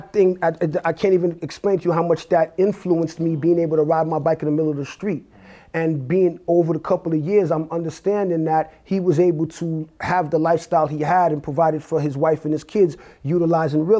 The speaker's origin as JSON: {"language": "English", "town": "New York City", "region": "New York", "country": "United States", "tie": "born or raised there", "also_born_or_lived": "Haiti / Brooklyn, New York", "said": "I'm from New York, born in Brooklyn, raised in Queens, New York, and now I reside in Nassau County"}